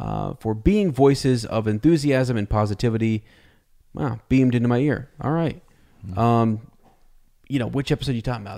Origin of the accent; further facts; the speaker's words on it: Minnesota, United States; I grew up in Minnesota and attended a Christian high school, and I believe I'm roughly the same age as you both